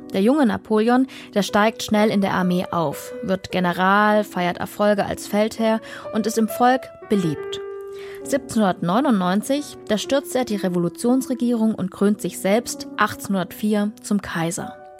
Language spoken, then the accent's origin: German; Dresden, Saxony, Germany; meine Heimatstadt Dresden